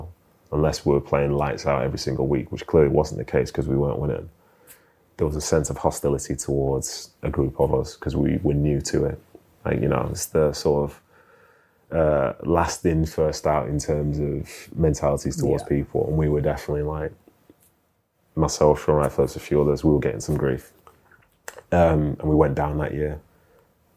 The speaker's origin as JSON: {"language": "English", "town": "Manchester", "region": "North West England", "country": "United Kingdom", "also_born_or_lived": "London", "moved": "as an adult", "said": "being a Mancunian, like, I hated London. Like, and my experience as a footballer from Manchester"}